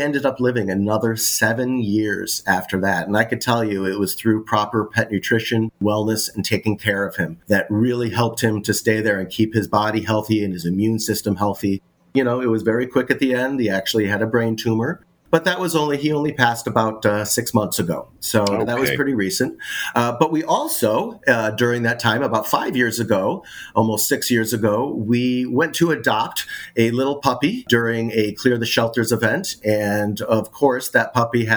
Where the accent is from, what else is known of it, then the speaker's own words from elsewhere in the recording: Chicago, Illinois, United States; moved away as an adult; now in Los Angeles, United States; I grew up in Chicago, moved to Los Angeles about 10 years ago